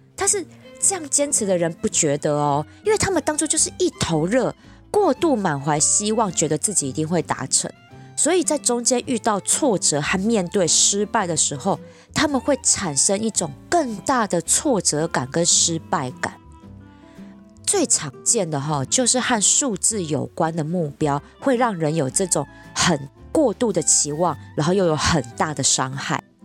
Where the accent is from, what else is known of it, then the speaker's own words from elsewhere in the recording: Taipei, Taiwan; 我就是土生土长的台北怂啊，我的家人、爸妈、工作圈其实全部都在这儿